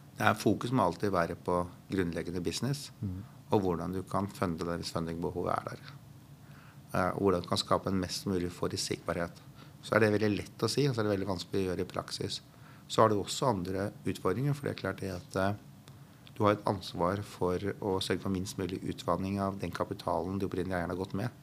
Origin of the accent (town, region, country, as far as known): Norway